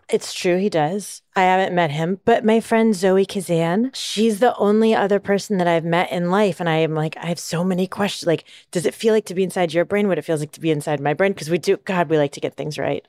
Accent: Kalispell, Montana, United States; moved away; also born or lived in San Diego, California; I grew up in Kalispell, Montana

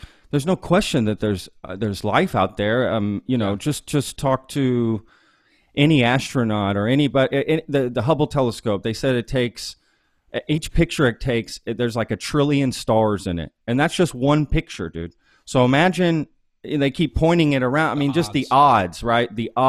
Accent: Omaha, Nebraska, United States; born there; by the time I was born in 79, I was born in Omaha because that's where he was stationed.

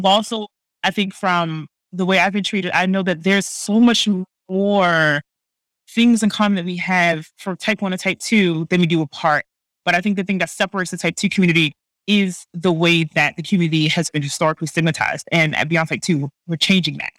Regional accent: Baltimore, Maryland, United States; now in Bay Area, United States; I live in the Bay Area, but I'm from Baltimore

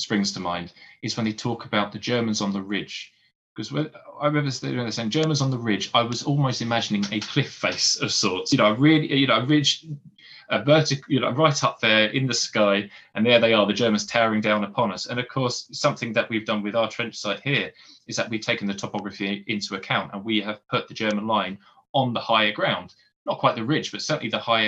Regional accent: Essex, East of England, United Kingdom; growing up in Essex

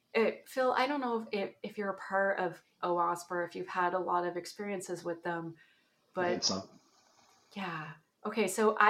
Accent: Ontario, Canada; accent: Canadian

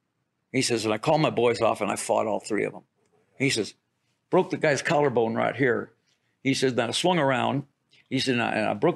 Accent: Detroit, Michigan, United States; I'm from Detroit

